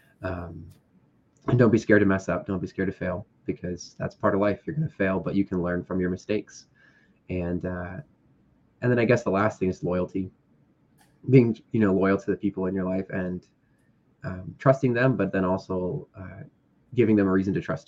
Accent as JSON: {"language": "English", "area": "Bay Area", "region": "California", "country": "United States", "tie": "born or raised there", "also_born_or_lived": "Castro Valley, California / Oakland, California", "lives_now": "Napa, United States", "said": "I was born actually in Castro Valley and lived in Oakland for a little bit, and then pretty much just moved around the Bay Area, and now I'm in Napa, California."}